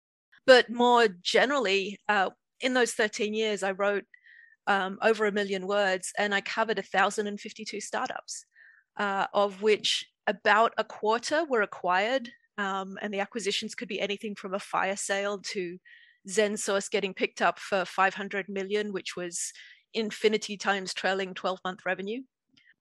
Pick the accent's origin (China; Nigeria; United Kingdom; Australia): Australia; moved away as an adult; also born or lived in Dublin, Ireland; I grew up in Australia.